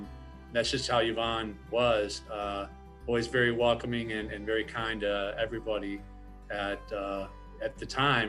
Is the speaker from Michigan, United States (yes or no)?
yes; Michigan, United States; moved away as an adult; I'm from Michigan